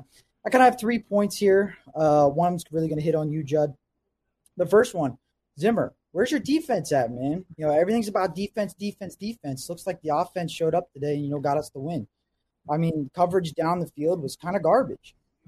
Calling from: southern New Jersey, United States; Calling from the East Coast in southern New Jersey.

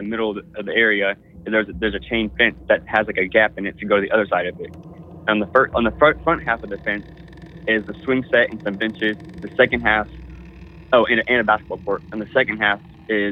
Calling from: Houston, Texas, United States; calling from Space City itself, Houston, Texas

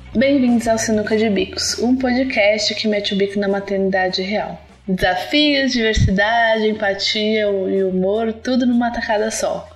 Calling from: São Paulo, Brazil; Eu falo de São Paulo

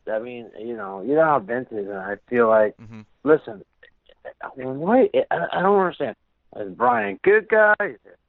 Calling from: Miami, Florida, United States; Hey, what's going on? … from Miami.

